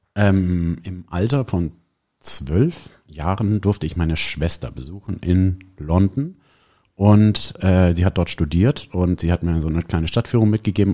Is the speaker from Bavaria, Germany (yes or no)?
yes; Neunkirchen, Bavaria, Germany; ich bin hier ja auch in der Nähe aufgewachsen an einem Dorf mit dem schönen Namen Neunkirchen, fränkisch Neikern